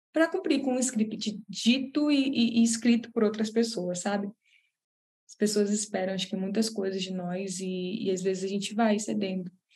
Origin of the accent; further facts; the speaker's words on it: Belém, Pará, Brazil; moved away; para voltar para lá, para Belém, que é de onde eu sou, de onde minha família é